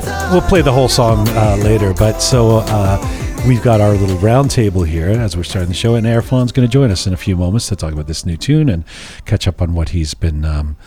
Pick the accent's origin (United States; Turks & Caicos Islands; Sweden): Sweden; I grew up in Sweden